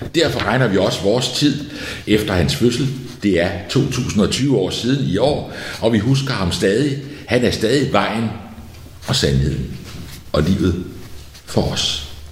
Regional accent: outside Copenhagen, Capital Region of Denmark, Denmark; Der, hvor jeg voksede op, uden for København i 60'erne

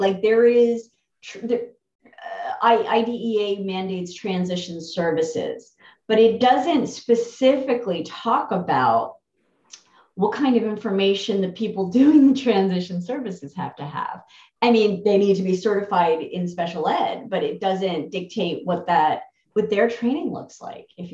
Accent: New Jersey, United States; I'm from New Jersey

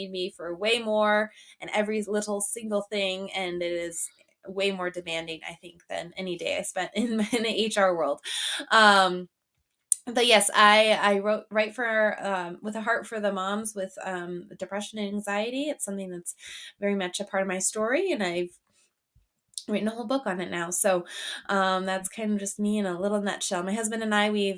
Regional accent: Montana, United States; moved away as an adult; now in Michigan, United States; I am in Michigan. I'm actually originally from Montana, though. My husband pulled me out here about 6 years ago

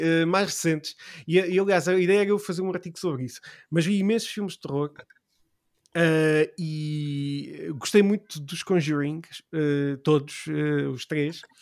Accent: Portugal; ich um, ah, komme aus Portugal

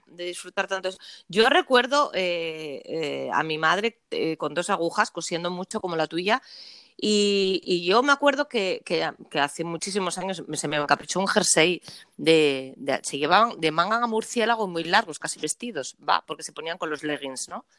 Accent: Asturias, Spain; yo soy asturiana

